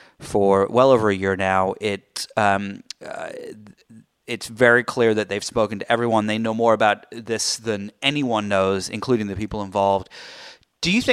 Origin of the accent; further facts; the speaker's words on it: United Kingdom; I'm British